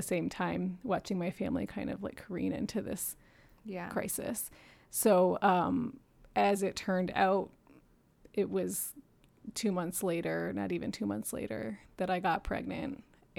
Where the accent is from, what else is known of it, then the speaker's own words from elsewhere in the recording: New York City, New York, United States; also born or lived in Michigan, United States / Japan; I was born in Michigan, but left when I was 4 and did not grow up here and moved back in my 20s to go to grad school. I grew up in Japan in New York City, and I am the 3rd of 12 kids.